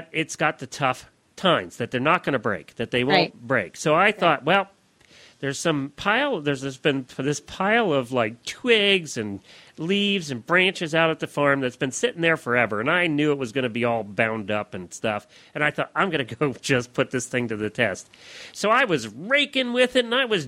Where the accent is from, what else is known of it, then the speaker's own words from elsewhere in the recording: Pennsylvania, United States; I grew up in Pennsylvania, which is the heart of Amish country and Dutch country